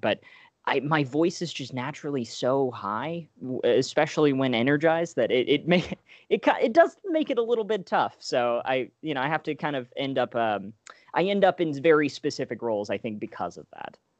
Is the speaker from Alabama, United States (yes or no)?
yes; Alabama, United States; moved away; I'm originally from Alabama